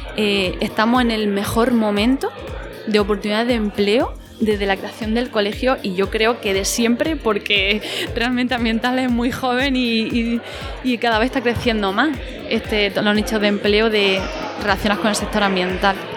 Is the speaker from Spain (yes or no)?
yes; Spain; yo trabajo desde mi pueblo, trabajamos, yo trabajo en casa, trabajo por el territorio, siempre en la zona rural y me muevo por el entorno, en la zona norte de Almería, de Granada y el noroeste de Murcia.